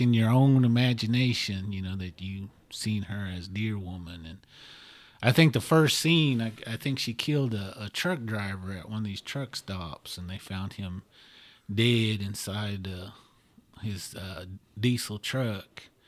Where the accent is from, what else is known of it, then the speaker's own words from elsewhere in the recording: Oklahoma, United States; I'm from Oklahoma